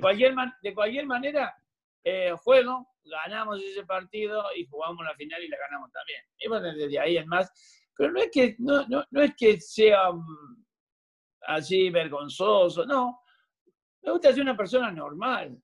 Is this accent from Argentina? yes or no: yes; Argentina; moved away as an adult; also born or lived in Bristol, Connecticut, United States; now in Florida, United States; nací en la Argentina y tenemos los cuatro climas